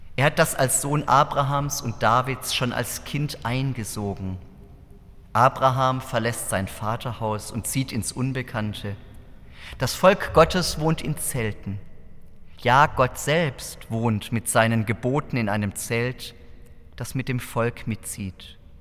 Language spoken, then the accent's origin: German; Southern Germany, Germany; in meiner Heimatgemeinde im Süddeutschen